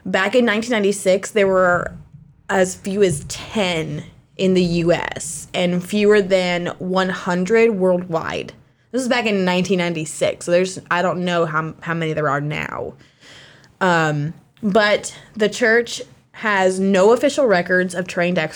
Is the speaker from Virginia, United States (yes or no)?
yes; Virginia, United States; the house I grew up in Virginia